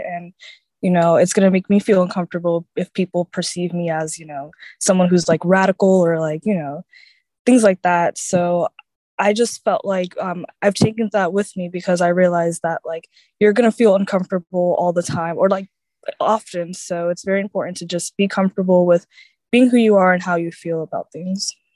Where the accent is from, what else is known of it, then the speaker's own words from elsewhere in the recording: Orlando, Florida, United States; I'm from Orlando, Florida